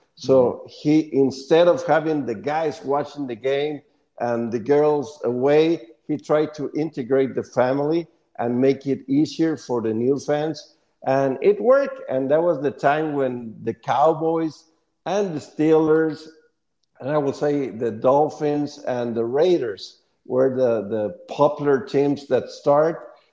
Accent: Monterrey, Nuevo León, Mexico; English is a second language; in Monterey, my hometown

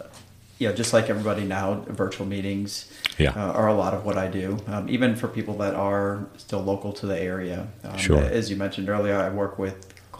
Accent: Wisconsin, United States; moved away; I'm from Wisconsin originally

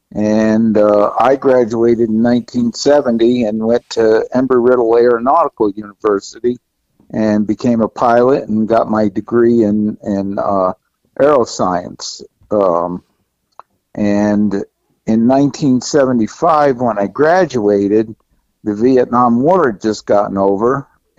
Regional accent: Middletown, New York, United States; I'm from Middletown, New York. I was born and raised here.

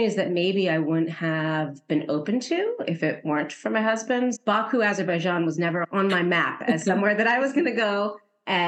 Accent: United States; moved away as an adult; also born or lived in Turkey

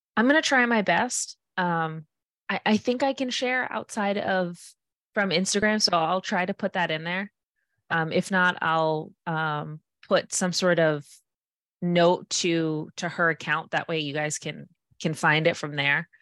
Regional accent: Fall River, Massachusetts, United States; I'm from Fall River and there's tons of redevelopment in our city

